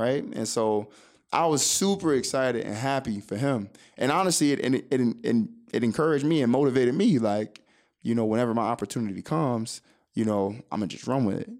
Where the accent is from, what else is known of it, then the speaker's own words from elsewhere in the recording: Oak Hill, Florida, United States; also born or lived in Miami, Florida; a small town south of Daytona Beach called Oak Hill, Florida